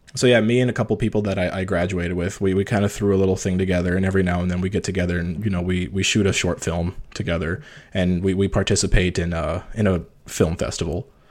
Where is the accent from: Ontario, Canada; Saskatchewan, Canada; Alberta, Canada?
Ontario, Canada; moved away as an adult; also born or lived in Toronto, Canada; I'm small northern town, eight hours north from Toronto.